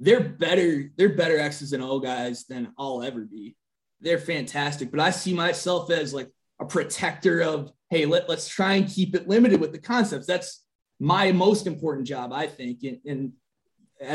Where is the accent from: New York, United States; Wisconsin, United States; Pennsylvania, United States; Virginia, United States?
Wisconsin, United States; Green Bay; moved away; also born or lived in Minnesota; I'm originally from, you know, the state of Wisconsin. I'm from Green Bay